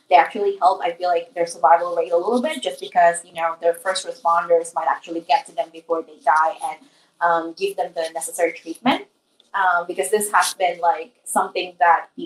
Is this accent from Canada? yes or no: no; Singapore; As a Singaporean, it's